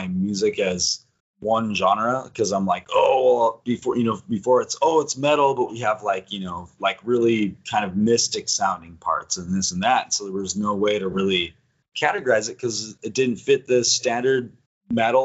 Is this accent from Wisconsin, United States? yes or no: yes; Wisconsin, United States; moved away as an adult; also born or lived in New Mexico; I lived in New Mexico for a long time, but I moved back to Wisconsin, a little bit north of Madison